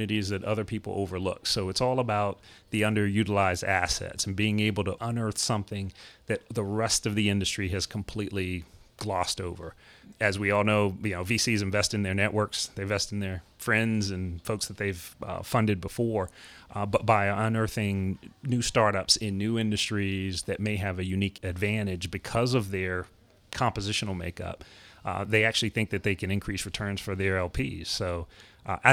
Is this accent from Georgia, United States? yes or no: no; Durham, North Carolina, United States; moved away; So Durham, North Carolina is my hometown. Grew up there